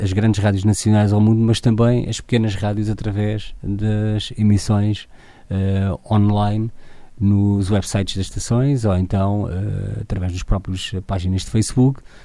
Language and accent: Portuguese; Torres Novas, Centro, Portugal; sou de Torres Novas